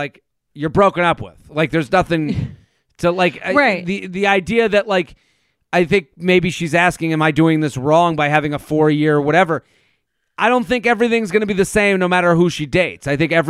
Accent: Boston, Massachusetts, United States; well, I'm from Boston, and we give it extra time.

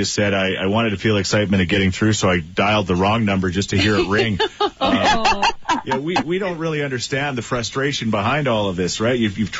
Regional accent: Thorsby, Alberta, Canada; born and raised in Thorsby, Alberta.

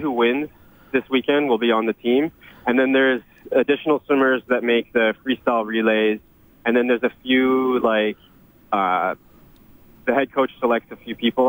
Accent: Edmonton, Alberta, Canada; growing up in Edmonton

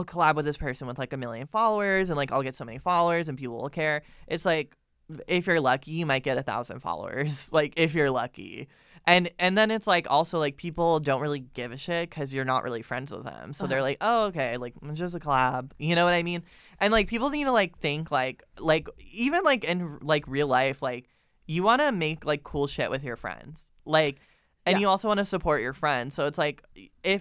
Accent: Florida, United States; I'm literally from Florida

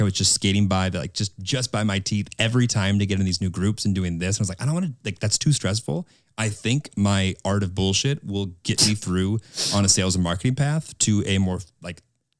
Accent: Midwest, United States; I'm a kid from the Midwest that's been singing in sorority houses.

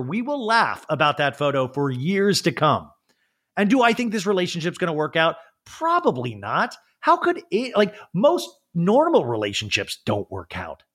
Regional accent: Olathe, Kansas, United States; I grew up in Olathe, Kansas

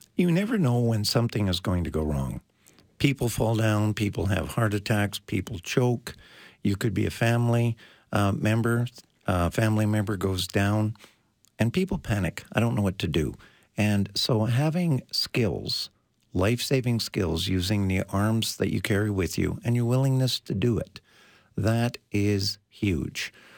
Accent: Canada; We are Canadian

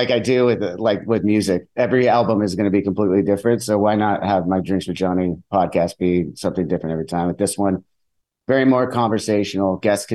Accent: Southern California, United States; we're from Southern California.

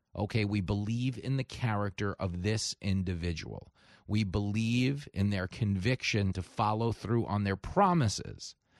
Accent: New York, United States; I grew up in New York

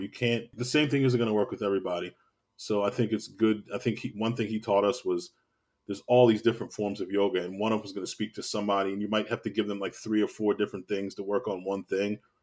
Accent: Baltimore, Maryland, United States; I'm from Baltimore, born and raised, uh, West Baltimore, to be exact

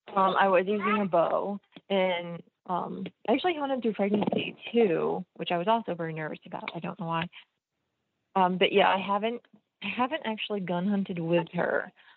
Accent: New Jersey, United States; I grew up in New Jersey

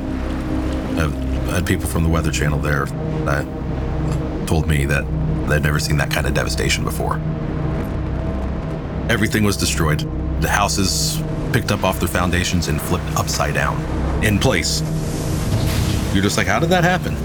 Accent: Florida, United States; the area I grew up in Florida

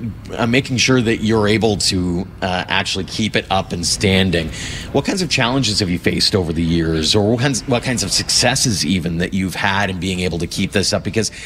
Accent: Carmangay, Alberta, Canada; growing up in Carmengay

